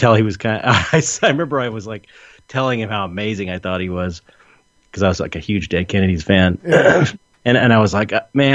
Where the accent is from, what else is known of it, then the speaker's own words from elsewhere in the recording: San Pedro, California, United States; I'm from San Pedro